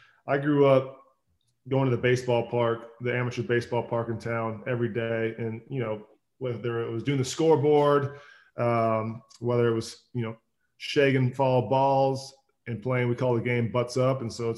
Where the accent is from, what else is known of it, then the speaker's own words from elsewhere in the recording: Minnesota, United States; Growing up in Minnesota, we passed the wild rice fields going to the lakes, and this has been a staple for me growing up.